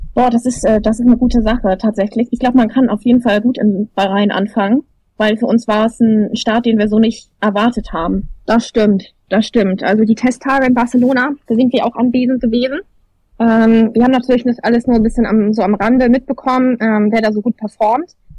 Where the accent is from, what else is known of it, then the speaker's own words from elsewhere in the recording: Germany; für uns als Deutsche